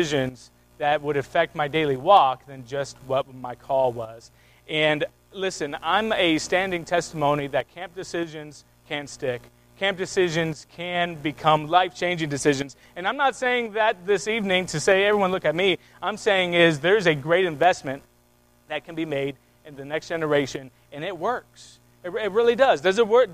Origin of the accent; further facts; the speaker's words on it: Youngstown, Ohio, United States; moved away as an adult; also born or lived in Michigan; I'm from Youngstown, Ohio. Right? I'm a Buckeye